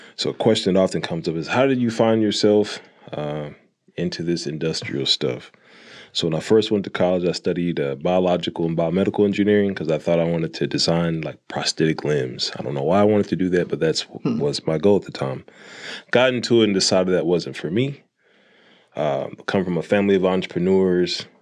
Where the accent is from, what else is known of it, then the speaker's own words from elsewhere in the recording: Jonesboro, Arkansas, United States; also born or lived in Fayetteville, Arkansas; the first factory I worked at was for Frito Lay in my hometown